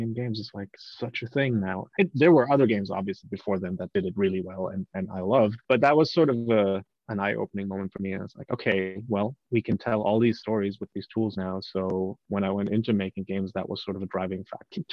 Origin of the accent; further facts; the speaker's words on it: Germany; moved away; I'm from Germany originally. We obviously have a very, very rich fairy tale culture back there